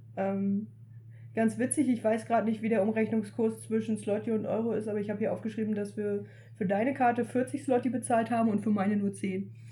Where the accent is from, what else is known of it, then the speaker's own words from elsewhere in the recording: Germany; als Deutsche